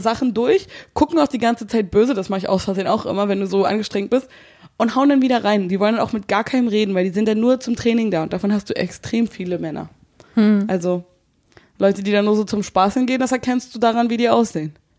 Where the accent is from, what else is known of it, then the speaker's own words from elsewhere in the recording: Berlin, Germany; accent: Berlin dialect; also born or lived in Brandenburg; Ich bin Berliner